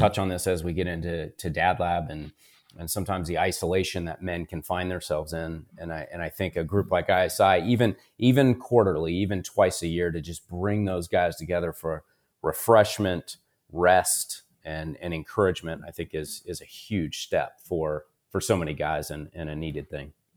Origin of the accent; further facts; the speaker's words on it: Columbus, Ohio, United States; I was born and raised here in Columbus, Ohio